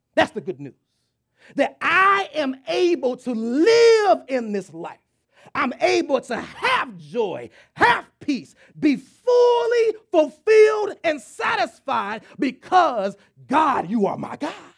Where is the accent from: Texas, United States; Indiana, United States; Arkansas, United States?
Texas, United States; moved away; I'm from Texas